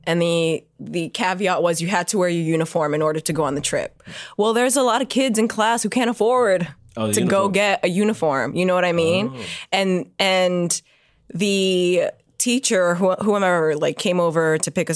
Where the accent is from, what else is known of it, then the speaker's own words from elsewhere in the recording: New York City, New York, United States; growing up in the Bronx